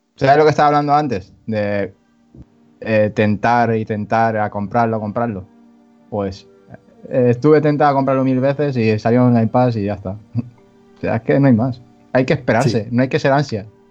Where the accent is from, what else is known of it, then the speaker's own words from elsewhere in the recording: Catalonia, Spain; soy catalán